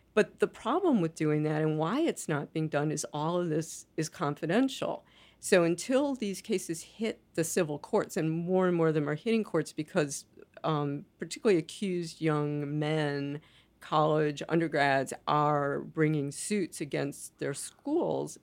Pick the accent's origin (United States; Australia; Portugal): United States; as an American